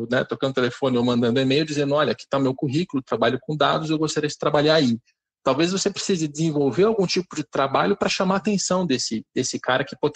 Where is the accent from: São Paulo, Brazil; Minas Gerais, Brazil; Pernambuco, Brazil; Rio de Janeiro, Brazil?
Rio de Janeiro, Brazil; sou do Rio